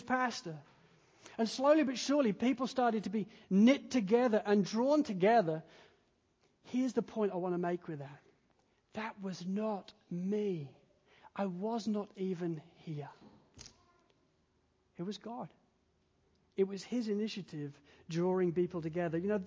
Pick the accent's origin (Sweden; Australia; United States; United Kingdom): United Kingdom; England; now in Wales, United Kingdom; I'm an English guy